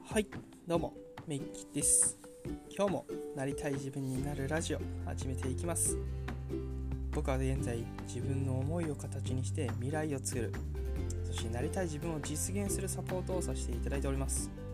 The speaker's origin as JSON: {"language": "Japanese", "region": "Kanagawa", "country": "Japan", "tie": "born or raised there", "also_born_or_lived": "Hokkaido", "moved": "as an adult", "said": "僕の実家ね神奈川にあるんですけど"}